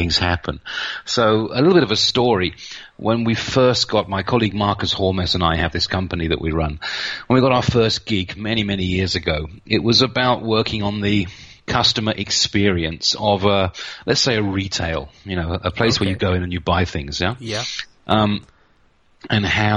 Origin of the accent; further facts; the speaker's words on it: United Kingdom; moved away as an adult; also born or lived in Reading; now in Nuremberg, Germany; I'm a British guy. I moved down here about 24 years ago now, so I'm pretty Central European now